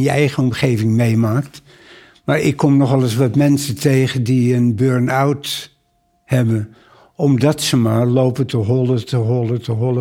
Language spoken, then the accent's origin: Dutch; Amsterdam, North Holland, Netherlands; Ik kom uit Amsterdam. Wij woonden in de Bosse Lommer